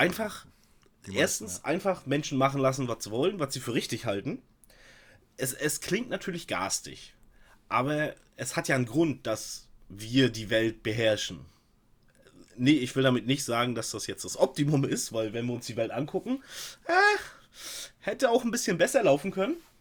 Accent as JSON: {"language": "German", "region": "East Germany", "country": "Germany", "said": "bin halt kein Wessi"}